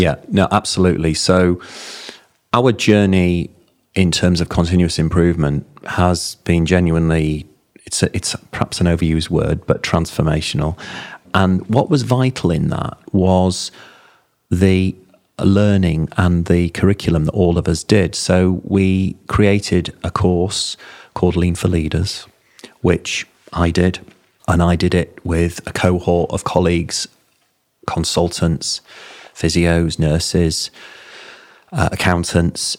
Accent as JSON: {"language": "English", "town": "Bingley", "region": "Yorkshire and the Humber", "country": "United Kingdom", "said": "I'm a Yorkshireman. I'm from Bingley"}